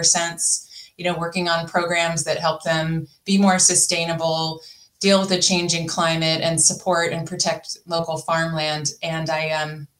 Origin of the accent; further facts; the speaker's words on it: Napa County, California, United States; I grew up in California in Napa County